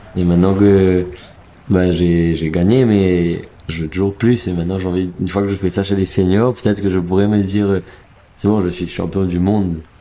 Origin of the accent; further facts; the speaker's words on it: Mauritius; moved away; also born or lived in Montpellier, France; je viens de Maurice